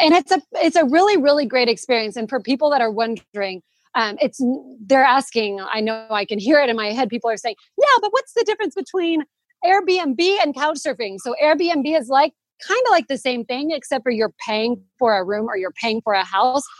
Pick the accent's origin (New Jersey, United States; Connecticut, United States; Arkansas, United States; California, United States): Arkansas, United States; moved away as an adult; now in Spain; I'm originally from Arkansas in the United States